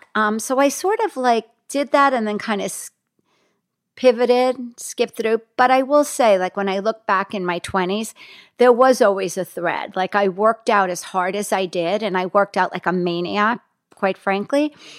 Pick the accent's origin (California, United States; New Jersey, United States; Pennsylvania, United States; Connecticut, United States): New Jersey, United States; Hackensack; moved away; also born or lived in Los Angeles; I grew up in Hackensack, New Jersey